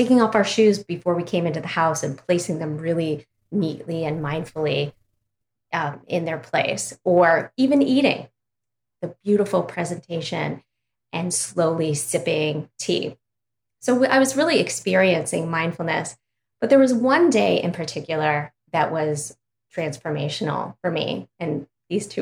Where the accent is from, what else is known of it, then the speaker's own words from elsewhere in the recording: Ohio, United States; I'm from Ohio, little town in Ohio